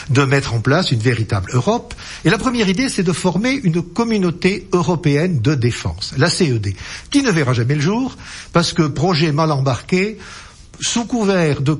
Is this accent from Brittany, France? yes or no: no; Lot-et-Garonne, Nouvelle-Aquitaine, France; moi, je suis du Lot-et-Garonne